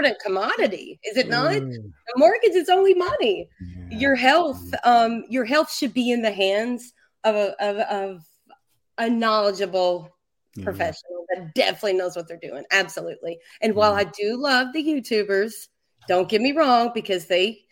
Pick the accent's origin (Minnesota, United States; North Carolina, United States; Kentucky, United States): Kentucky, United States; I'm from Kentucky